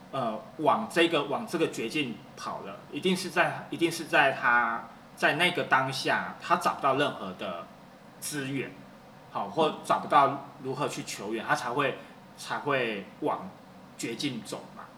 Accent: Taiwan; 我们台湾人普遍长辈会，习惯会，就是，比如说我们小时候犯错了，被打了

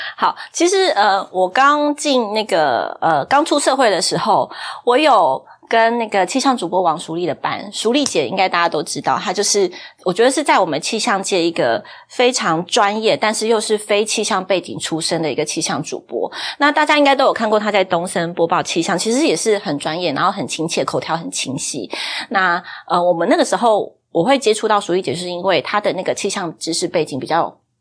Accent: Yunlin County, Taiwan; 本人台语其实没有很好，虽然我是，我是云林人，但是我的台语没，没啥认得

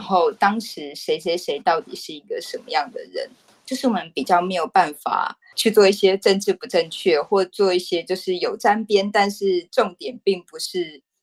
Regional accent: Taipei, Taiwan; 我其实是一个土生土长的台北人

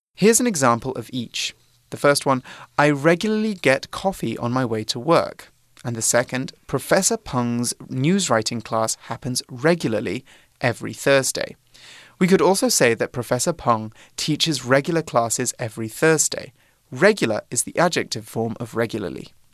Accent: Droitwich, West Midlands, United Kingdom; moved away; my hometown, which Aww. is a small um, British town in the middle of England, in the Midlands. It's called Droitwich.

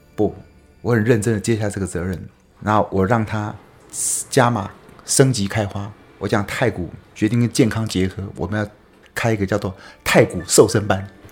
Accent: Taipei, Taiwan; moved away as an adult; now in Yilan, Taiwan; 我， 我住台北。那我在宜兰已经待了二十几年。嗯。所以，呃，应该想说我是，呃，住在宜兰的台北人

